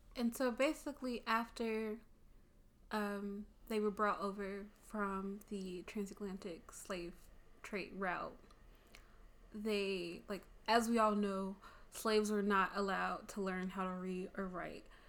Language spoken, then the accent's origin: English; Chicago, Illinois, United States; I'm also from the Chicagoland area, born and raised